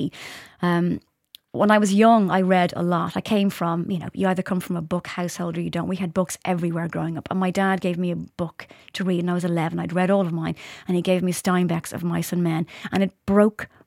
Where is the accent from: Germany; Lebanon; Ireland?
Ireland